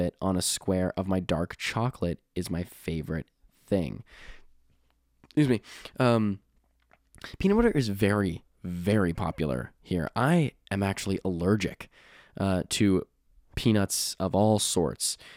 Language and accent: English; Canada; I'm from Canada